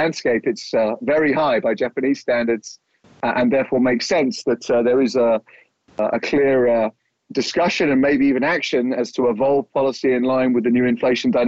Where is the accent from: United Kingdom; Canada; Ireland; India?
United Kingdom; moved away; my home country, the UK